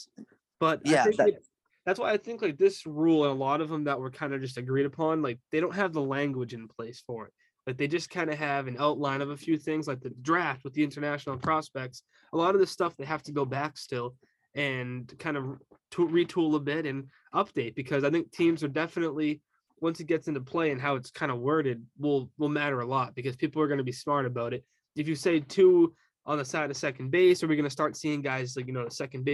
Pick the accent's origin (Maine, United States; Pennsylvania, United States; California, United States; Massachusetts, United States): Massachusetts, United States; we're both from Massachusetts